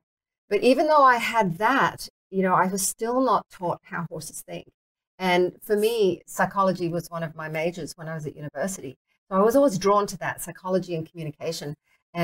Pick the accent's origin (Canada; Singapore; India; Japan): Singapore; born there; accent: mixed British, Australian, American; I started riding when I was 9 in Singapore. I was born in Singapore.